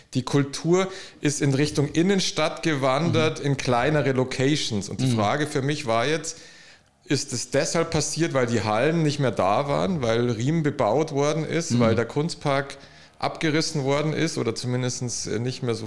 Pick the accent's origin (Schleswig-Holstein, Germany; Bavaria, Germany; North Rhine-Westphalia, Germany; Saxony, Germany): Bavaria, Germany; Munich; ich bin im Münchner Westen aufgewachsen